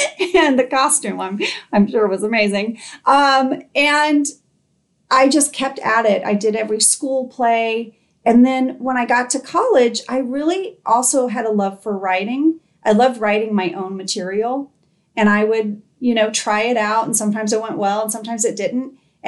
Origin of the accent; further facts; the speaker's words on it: Indonesia; I grew up in Indonesia.